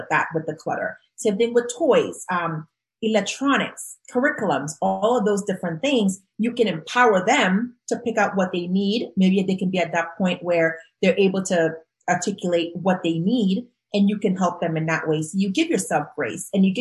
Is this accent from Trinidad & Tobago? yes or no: yes; Trinidad & Tobago; moved away; growing up in Trinidad and Tobago